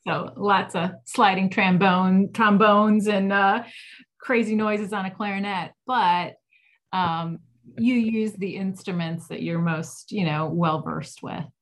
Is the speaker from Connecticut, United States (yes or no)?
no; Cleveland, Ohio, United States; I grew up in Ohio